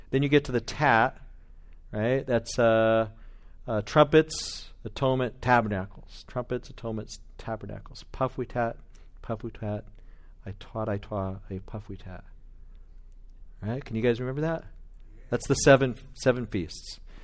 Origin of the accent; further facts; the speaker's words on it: Bakersfield, California, United States; I'm from Bakersfield.